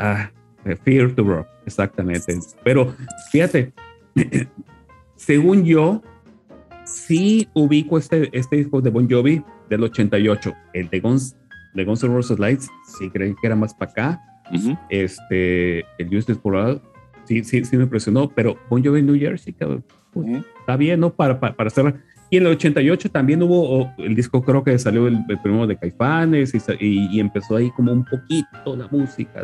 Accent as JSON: {"language": "Spanish", "town": "Culiacán", "region": "Sinaloa", "country": "Mexico", "said": "yo vengo de Culiacán"}